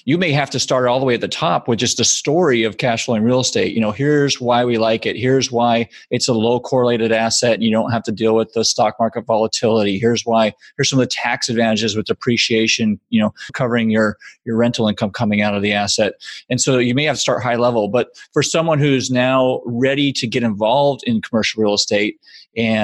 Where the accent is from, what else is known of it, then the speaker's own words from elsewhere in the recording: suburb of Chicago, Illinois, United States; moved away as an adult; also born or lived in New York; I grew up in the Midwest in a suburb of Chicago